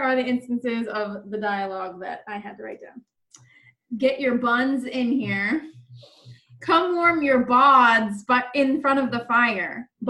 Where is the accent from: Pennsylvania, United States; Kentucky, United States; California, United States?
Pennsylvania, United States; Pittsburgh; I'm from Pittsburgh. We use the least possible syllables that we have to.